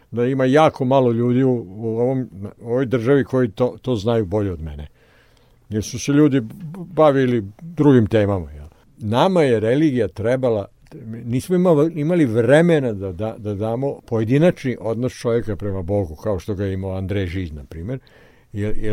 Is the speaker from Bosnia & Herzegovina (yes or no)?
no; Serbia; mi smo Srbi pravoslavci. Mi smo pravoslavni